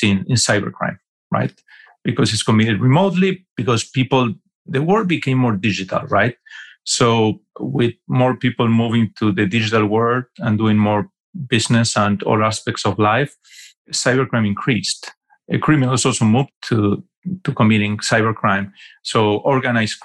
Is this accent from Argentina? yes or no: yes; Argentina; moved away as an adult; also born or lived in New York City, United States / Fort Lauderdale, Florida, United States; I'm from Argentina originally